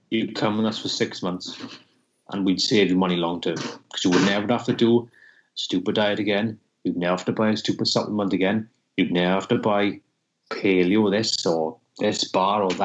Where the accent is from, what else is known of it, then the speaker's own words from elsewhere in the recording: Wales, United Kingdom; I'm a Welsh tight bastard